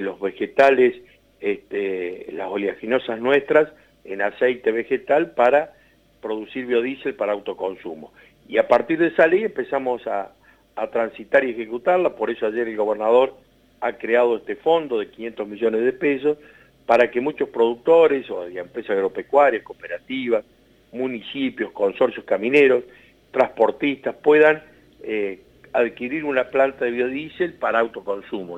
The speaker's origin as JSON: {"language": "Spanish", "town": "Serrano", "region": "Córdoba", "country": "Argentina", "said": "de Serrano Córdoba, de mi pueblo"}